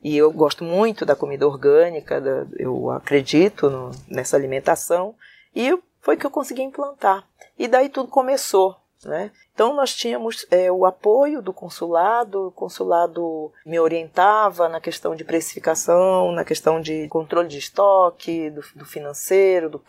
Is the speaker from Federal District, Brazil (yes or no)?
no; Pará, Brazil; now in São Paulo, Brazil; sou paraense, estou em São Paulo há 33 anos